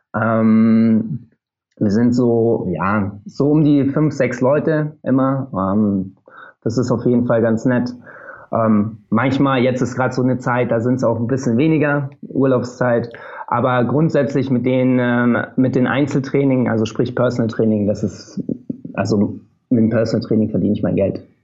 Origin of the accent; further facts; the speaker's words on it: Oberammergau, Bavaria, Germany; moved away as an adult; also born or lived in Munich; now in Berlin, Germany; Ich komme sonst aus Bayern, bin jetzt seit drei Jahren, guten drei Jahren, lebe ich in Berlin. Bin ähm, aus Oberammergau ursprünglich